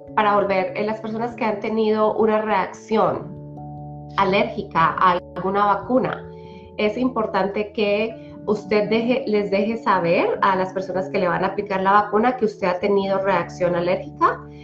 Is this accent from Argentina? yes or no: no; Colombia; also born or lived in Polk County, Iowa; now in Iowa, United States; soy originalmente de Colombia